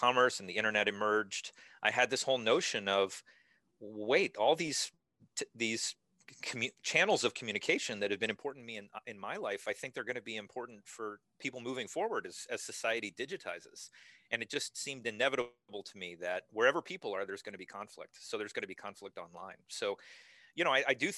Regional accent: New York City, New York, United States; I was born in 1970 in New York City

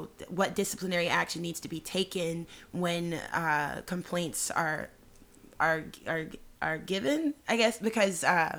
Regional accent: Memphis, Tennessee, United States; Memphis, Tennessee.

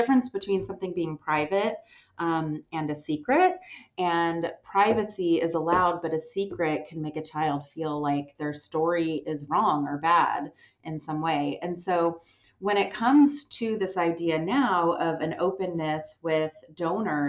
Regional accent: Southern California, United States; I was born in Southern California, raised, never left Southern California

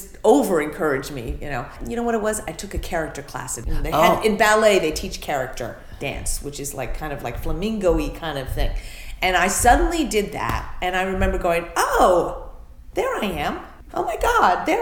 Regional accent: New York City, New York, United States; I was born in New York City. Raised in New York City.

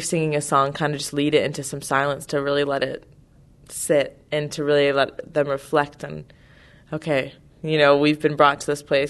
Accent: California, United States; I'm from California

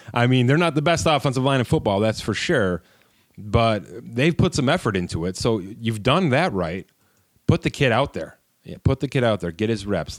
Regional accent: Buffalo, New York, United States; we're both from Buffalo

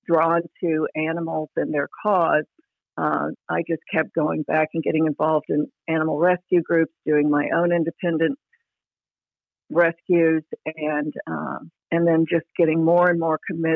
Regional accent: Oklahoma City, Oklahoma, United States; I grew up in Oklahoma City

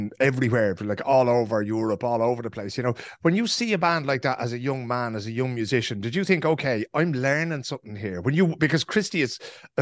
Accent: Ireland; now in Sweden; the way we looked at ourselves in Ireland

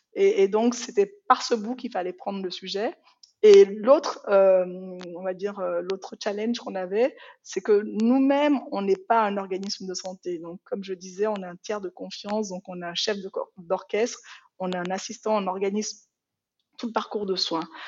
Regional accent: Benin; first language Yoruba; French is a second language; moved away as an adult; also born or lived in France; now in Switzerland; J'ai vécu au Bénin hein, toute mon enfance parce que, en fait, je suis née en France.

